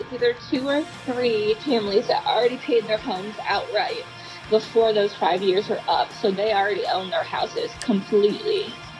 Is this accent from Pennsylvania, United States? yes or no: no; Toledo, Ohio, United States; moved away as an adult; now in Cincinnati, United States; I'm originally from Northwest Ohio, Toledo-ish area.